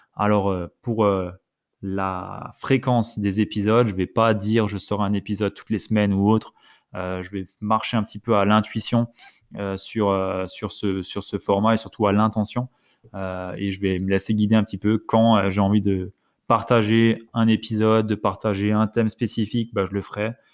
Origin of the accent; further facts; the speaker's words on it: Alsace, Grand Est, France; je viens d'Alsace